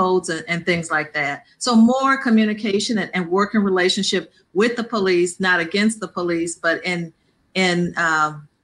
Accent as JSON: {"language": "English", "town": "Peoria", "region": "Illinois", "country": "United States", "tie": "born or raised there", "said": "I'm a Southside alumni because I grew up on the South Side and now I live on the North Side, the furthest, you know, to the north of Peoria"}